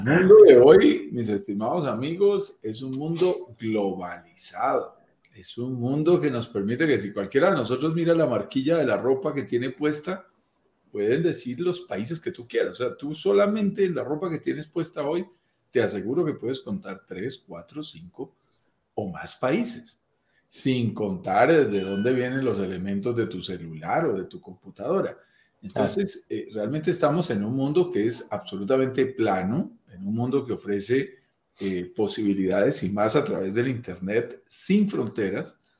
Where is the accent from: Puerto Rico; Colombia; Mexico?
Colombia; accent: Colombian; yo soy colombiano, como lo notarán en mi acento